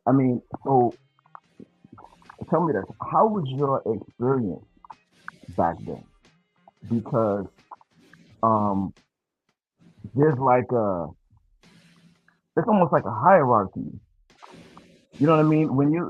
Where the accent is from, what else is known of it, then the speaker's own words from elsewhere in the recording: Hempstead, New York, United States; also born or lived in Queens, New York; I was in Queens. Queens. Yeah, and I grew up mostly in Hempstead. So Hempstead, Queens, is close.